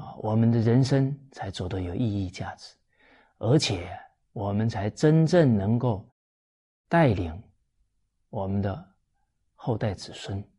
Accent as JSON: {"language": "Chinese", "country": "China", "said": "我们中国人啊称夫子为至圣先师。"}